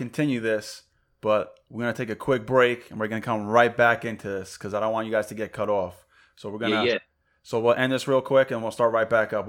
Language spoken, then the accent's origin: English; New York, United States; also born or lived in Atlanta / Connecticut; I'm from New York.